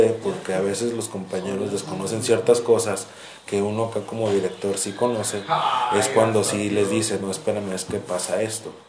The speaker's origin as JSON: {"language": "Spanish", "town": "Guadalajara", "region": "Jalisco", "country": "Mexico", "moved": "yes", "said": "soy de Guadalajara."}